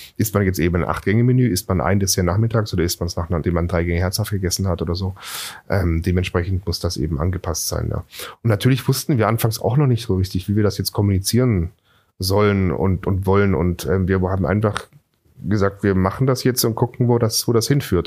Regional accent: Singen, Baden-Württemberg, Germany; now in Berlin, Germany; ich bin in Singen am Hundwil zur Schule gegangen

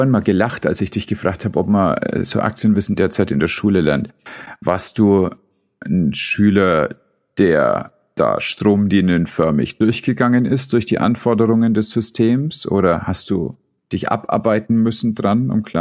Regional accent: Southern Germany, Germany; Ich komme ja aus dem

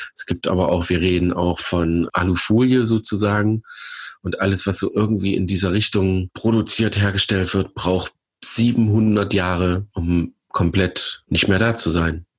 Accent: Germany; Ich komme aus der Eifel. Ich wohne quasi direkt am Westwall

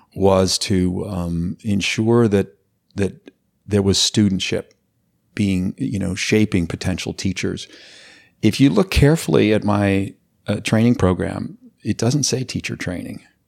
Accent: Los Angeles, California, United States; I grew up in Los Angeles

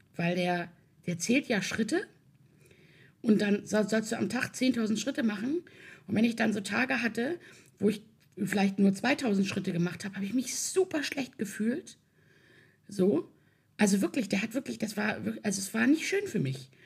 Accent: Hamburg, Germany; also born or lived in Swabia; ich komme aus Hamburg. Äh, ich bin aber halb schwäbisch äh, ich bin sozusagen äh, halb hamburgerisch, halb schwäbisch

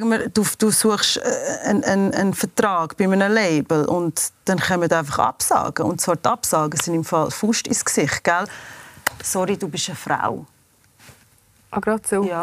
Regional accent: United States; now in Switzerland; Ähm also ich bin in den USA aufgewachsen und meine Mutter hat einen Schweizer Kurator, wir sind in die Schweiz gekommen.

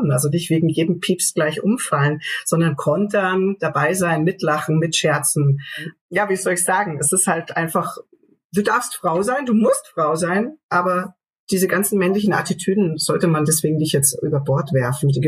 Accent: Ansbach, Bavaria, Germany; wir spielen da im Café Waldsee in meiner Heimat in Ansbach. Frankenland

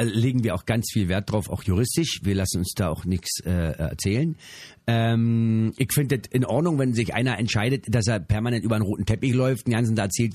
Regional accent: Berlin, Germany; in Berlin spielen. Das ist meine Heimat

